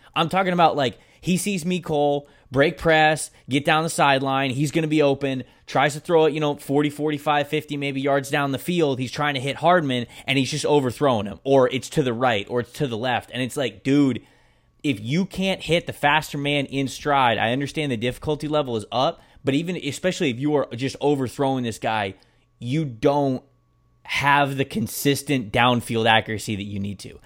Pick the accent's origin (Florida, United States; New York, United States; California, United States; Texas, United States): Florida, United States; Bradenton; I'm from Bradenton